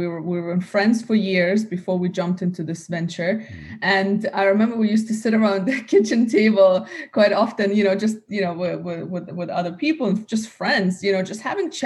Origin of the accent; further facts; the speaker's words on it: United States; also born or lived in Russia; now in Dubai, United Arab Emirates; grew up in the US